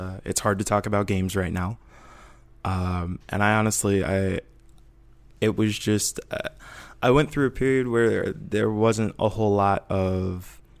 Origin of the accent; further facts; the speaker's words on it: Midwest, United States; now in Portland, United States; because I'm from the Midwest, and I didn't realize how different it was until I started living out here in Portland.